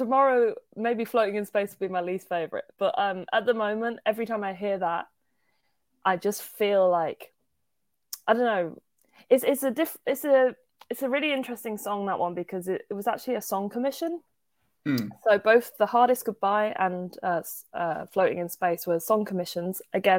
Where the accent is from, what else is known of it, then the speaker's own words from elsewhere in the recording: Birmingham, West Midlands, United Kingdom; accent: Birmingham; No one really goes for Birmingham, which is weird. I think sometimes my accent comes out in certain words in certain songs.